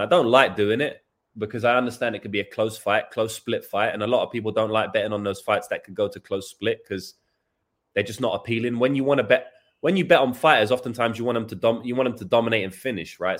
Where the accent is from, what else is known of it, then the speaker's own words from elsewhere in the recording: England, United Kingdom; now in New Zealand; I'm English